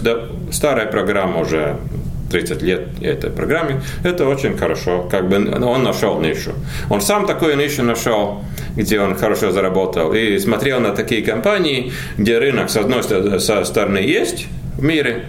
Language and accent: Russian; Latvia; Мы как бы в Латвии